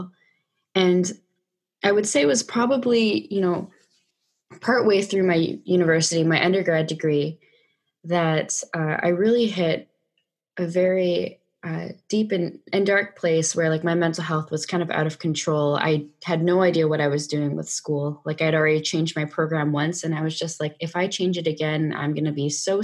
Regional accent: Vancouver, British Columbia, Canada; I'm from Vancouver, Canada, born and raised

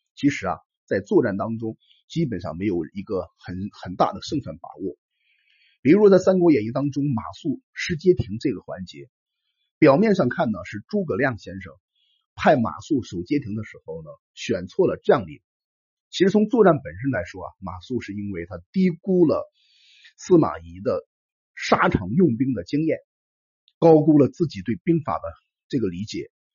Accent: China; 我们中国人

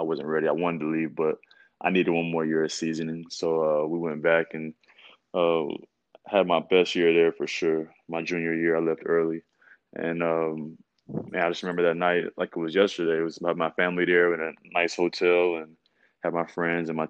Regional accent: Hendersonville, Tennessee, United States; I'm from Hendersonville, Tennessee

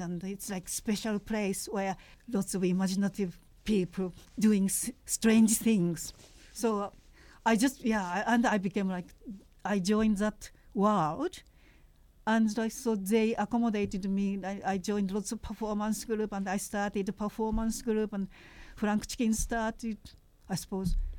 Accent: Japan; moved away as an adult; now in United Kingdom; I was a uh, sort of Anglophile when I was growing up in Japan

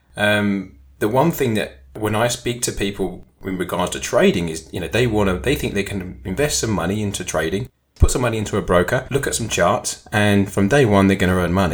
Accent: United Kingdom; being a Brit

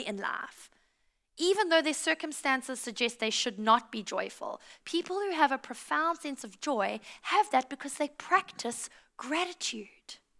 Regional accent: South Africa; also born or lived in United States; now in Australia

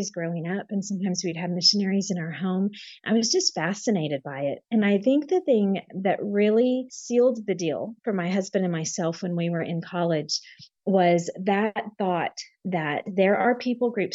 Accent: San Marcos, Texas, United States; moved away as an adult; also born or lived in Germany / France / West Africa; So I grew up in Texas. I was born and raised most of my life in Texas, and actually right near Austin in a little town called San Marcos

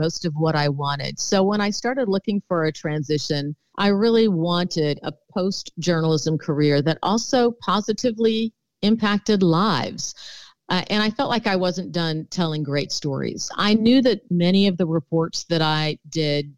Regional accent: Houston, Texas, United States; also born or lived in Milwaukee, Wisconsin; Well, I was born in Milwaukee, Wisconsin, but I'm a proud Texan and was raised in the Houston area. And so I consider that I grew up in Texas.

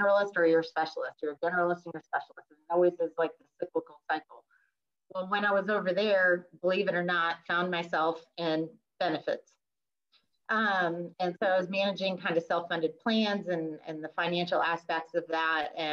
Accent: New England, United States; now in Midlothian, United States; I did grow up in New England

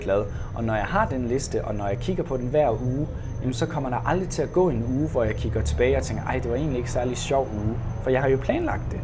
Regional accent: Denmark

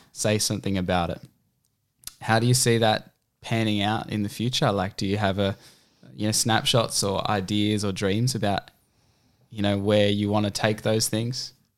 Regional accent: Canberra, Australian Capital Territory, Australia; moved away as an adult; now in Central Coast, Australia; growing up in Canberra

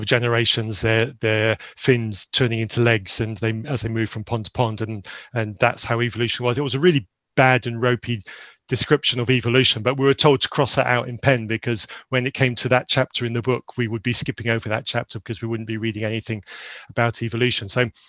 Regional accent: Zambia; So very briefly about myself, I grew up in Zambia in a missionary environment in Zambia. I went to boarding school from a very young age to a remote school in Zambia

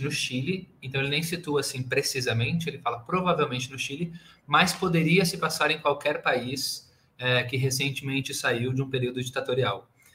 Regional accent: Porto Alegre, Rio Grande do Sul, Brazil; moved away as an adult; now in São Paulo, Brazil; vim de Porto Alegre, eu não sou daqui de São Paulo, hoje eu moro em São Paulo

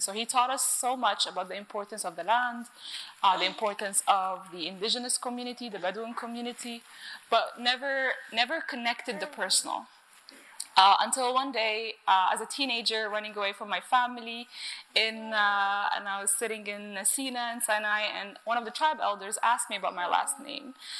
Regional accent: Cairo, Cairo Governorate, Egypt; I was brought up in Cairo

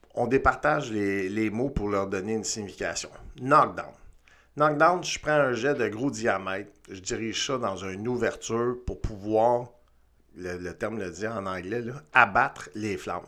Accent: Montreal, Quebec, Canada; engagé au CIM à Montréal en 92. Euh, hyper chanceux. Ma première affectation, c'est dans mon patelin, c'est-à-dire dans le quartier dans lequel j'ai grandi

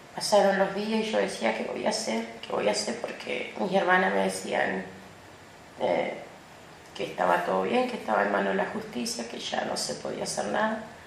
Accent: El Bolsón, Río Negro, Argentina; soy del Bolsón, Río Negro, Argentina.

